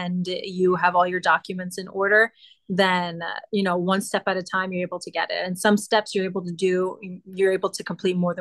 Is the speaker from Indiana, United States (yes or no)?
no; New York, United States; moved away as an adult; also born or lived in Orange County, New York; now in Italy; My mom, she's from New York. So I grew up in the States, but went back and forth from New York and Italy